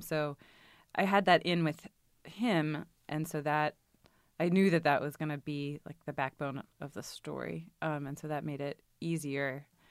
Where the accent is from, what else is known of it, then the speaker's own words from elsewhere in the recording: Richmond, Virginia, United States; moved away; I grew up in Richmond, Virginia